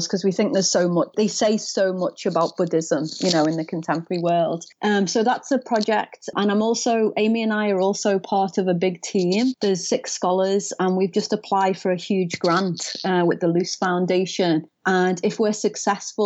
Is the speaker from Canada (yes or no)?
no; United Kingdom; now in Florida, United States; being a Brit from a working class, you know, family and city